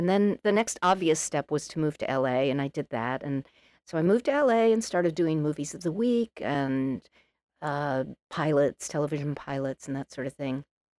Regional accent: Massachusetts, United States; So, I was raised on Cape Cod, which is quite unusual. A lot of people go to the Cape, but not many people are spawned there.

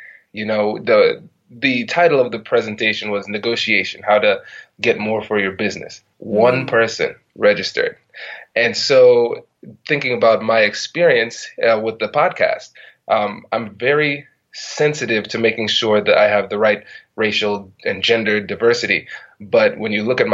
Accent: Tiffin, Ohio, United States; I was growing up in this small town in Tiffin, Ohio, really small town

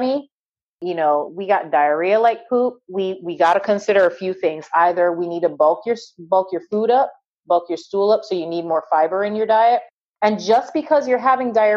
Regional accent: Barbados; moved away; I grew up on an island. I grew up in Barbados.

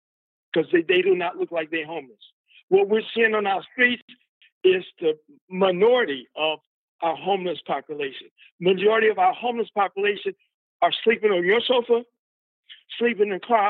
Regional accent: Chicago, Illinois, United States; now in San Francisco, United States; I'm from Chicago.

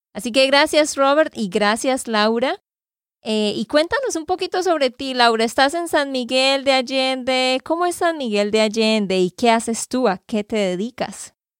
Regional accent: Santander, Colombia; de Santander, Colombia

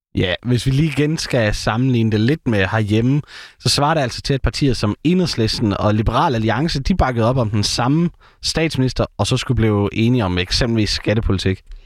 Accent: Herning, Central Denmark Region, Denmark; Herning er jo øh, den det eneste sted i landet, hvor der skulle være motorvej hele vejen rundt om byen, hvor jeg kommer fra.

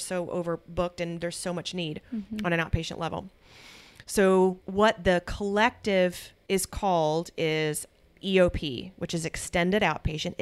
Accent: United States; I'm American.

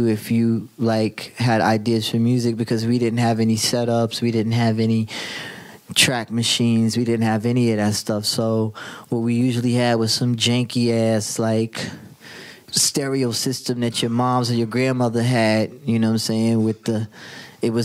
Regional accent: New York City, New York, United States; I grew up in Jamaica, Queens, St. Albans

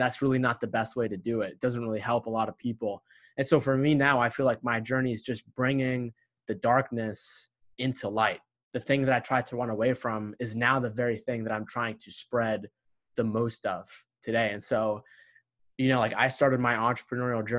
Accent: United States; my parents were immigrants when they came here to America a year before I was born from Egypt

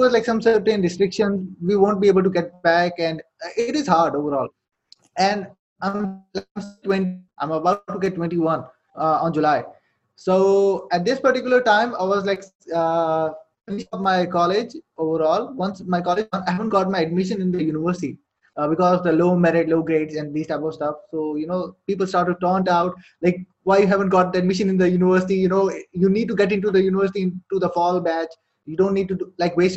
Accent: Saudi Arabia; English is a second language; moved away as an adult; now in Pakistan; I was born and raised in Saudi Arabia, lived there for like 18 years

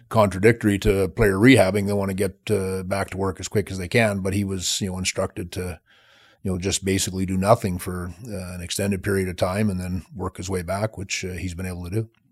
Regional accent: Plenty, Saskatchewan, Canada; moved away as an adult; also born or lived in Michigan; I'm from Saskatchewan. I, I, uh, grew up on a farm

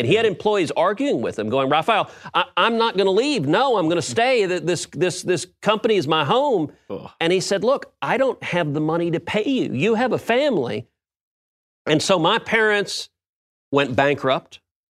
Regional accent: Houston, Texas, United States; As you know, I grew up in Houston. Houston's my hometown.

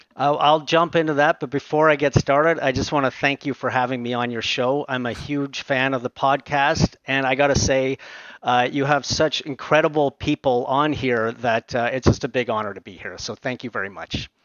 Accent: Aurora, Ontario, Canada; also born or lived in Montreal, Quebec; I grew up most of my uh, youth in uh, Aurora, Ontario

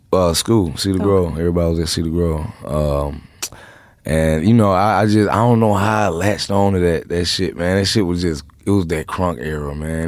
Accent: Atlanta, Georgia, United States; I'm from Southside Atlanta

